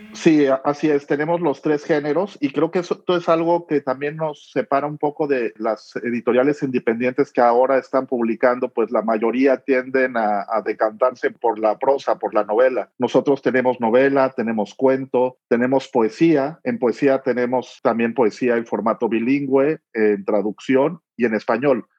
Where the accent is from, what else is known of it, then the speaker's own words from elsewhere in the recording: La Paz, Baja California Sur, Mexico; moved away as an adult; also born or lived in Mexico City; now in Florida, United States; yo nací en La Paz, en Baja California Sur, y cuando yo crecí por allá